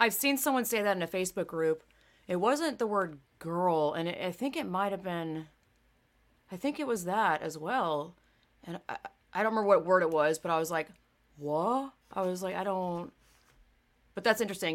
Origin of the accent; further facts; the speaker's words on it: the South, United States; I grew up in the South